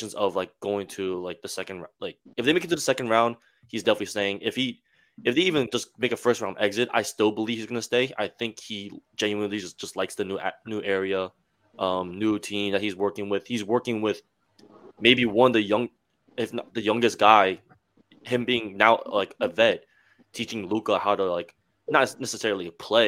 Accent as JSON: {"language": "English", "town": "Fort Lee", "region": "New Jersey", "country": "United States", "tie": "born or raised there", "said": "I'm from Fort Lee."}